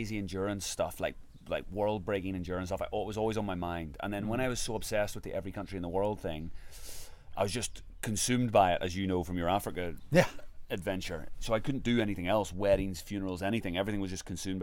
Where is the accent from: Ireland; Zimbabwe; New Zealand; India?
Ireland; I'm from Ireland